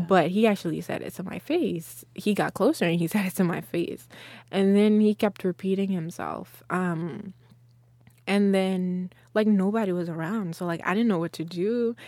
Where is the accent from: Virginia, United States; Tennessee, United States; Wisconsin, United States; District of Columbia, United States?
Tennessee, United States; Memphis; also born or lived in Guinea / Texas; now in Austin, United States; I grew up in Memphis in Tennessee